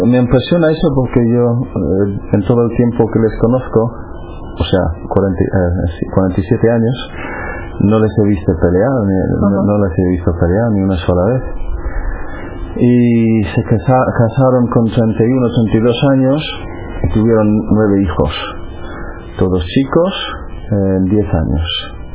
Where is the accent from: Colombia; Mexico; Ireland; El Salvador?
Ireland; Cork, Munster; Spanish is a second language; moved away; soy irlandés de la ciudad de Cork, en, el sur de Irlanda. Nací en el año 65, eh, ahora tengo 47 años y nací en una familia muy religiosa.